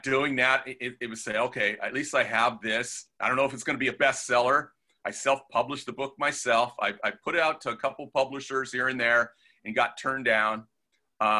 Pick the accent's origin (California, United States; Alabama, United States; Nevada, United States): California, United States; Torrance; moved away as an adult; also born or lived in Redondo Beach / Manhattan Beach; now in Moorpark, United States; I grew up in Torrance, San Pedro area